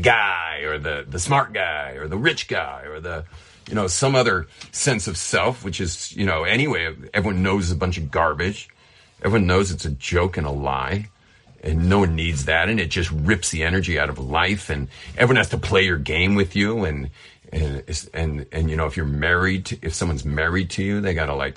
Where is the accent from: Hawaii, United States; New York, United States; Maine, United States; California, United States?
California, United States; I'm from California